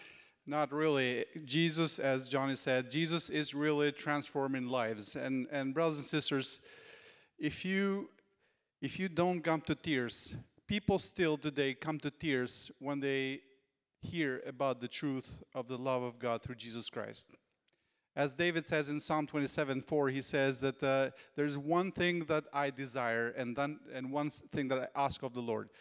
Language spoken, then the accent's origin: English; Albania; when I became a believer, there was no church in my hometown